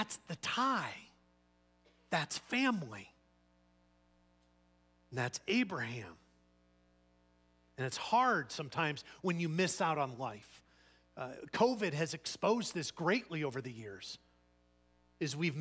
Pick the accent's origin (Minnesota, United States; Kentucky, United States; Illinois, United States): Illinois, United States; Chicago; moved away; where I'm from, Chicago